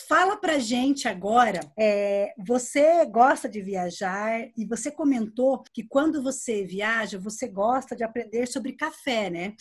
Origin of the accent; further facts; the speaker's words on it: Londrina, Paraná, Brazil; moved away as an adult; now in Curitiba, Brazil; que eu sou da região de Londrina. E quando eu me mudei para Curitiba, há quatro anos